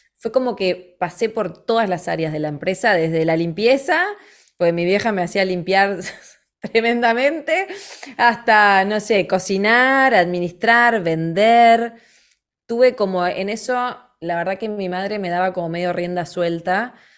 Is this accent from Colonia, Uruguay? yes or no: no; Montevideo, Uruguay; nací en Montevideo